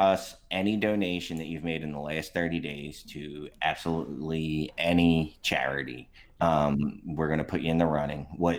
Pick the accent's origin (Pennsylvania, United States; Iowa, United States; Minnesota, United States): Pennsylvania, United States; Philadelphia; I'm from Kensington